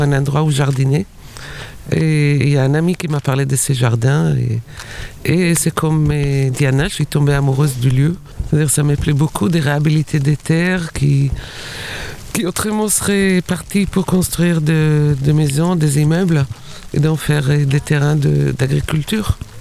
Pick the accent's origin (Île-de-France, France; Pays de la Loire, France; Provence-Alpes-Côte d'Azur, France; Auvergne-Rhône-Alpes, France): Île-de-France, France; Paris; je suis parisienne en fait, je ne suis pas des Montreuil